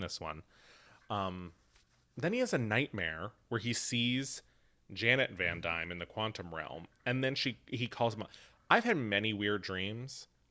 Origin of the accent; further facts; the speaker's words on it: Mount Pleasant, Pennsylvania, United States; Mount Pleasant, Pennsylvania